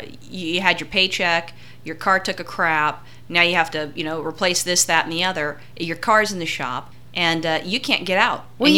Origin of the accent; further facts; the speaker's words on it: California, United States; I grew up in California